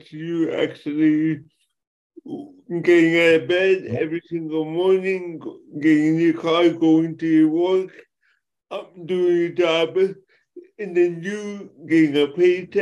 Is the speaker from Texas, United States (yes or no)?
no; Los Angeles, California, United States; I'm born and raised in Los Angeles, California